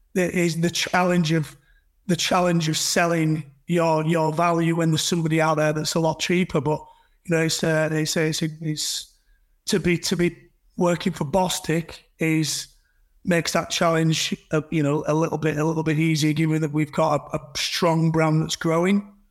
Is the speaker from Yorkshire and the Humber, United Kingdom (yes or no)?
yes; Huddersfield, Yorkshire and the Humber, United Kingdom; I'm from Huddersfield.